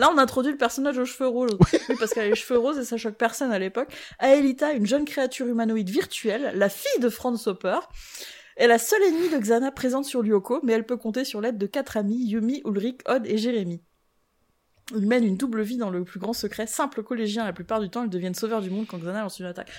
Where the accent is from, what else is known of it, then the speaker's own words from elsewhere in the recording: France; on est français